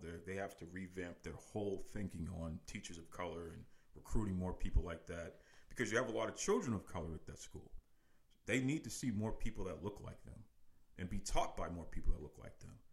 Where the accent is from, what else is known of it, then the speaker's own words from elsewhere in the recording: Boston, Massachusetts, United States; Born and raised in uh, Boston, Massachusetts, specifically uh, the Fuller Street area of Dorchester, and uh, also a Mattapan